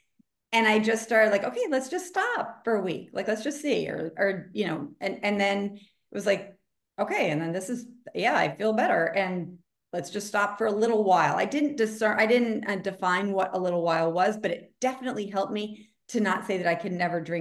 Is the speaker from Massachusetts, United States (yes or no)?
yes; outside of Boston, Massachusetts, United States; I grew up outside of Boston, so it was like Puritan culture.